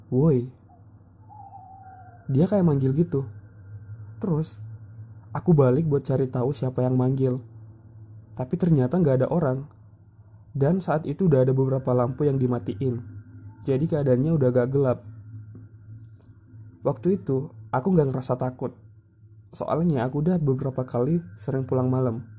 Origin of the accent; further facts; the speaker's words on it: West Nusa Tenggara, Indonesia; now in Surabaya, Indonesia; Aku sendiri berasal dari Lombok, Nusa Tenggara Barat. Di Surabaya, aku ngekos bareng temenku.